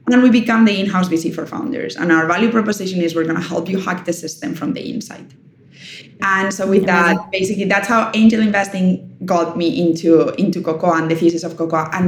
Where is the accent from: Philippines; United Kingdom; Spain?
Spain; English is a second language; I'm from Spain. Like hosting people is what we do.